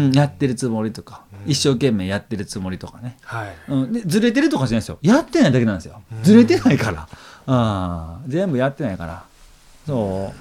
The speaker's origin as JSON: {"language": "Japanese", "region": "Kansai", "country": "Japan", "said": "俺は関西人で"}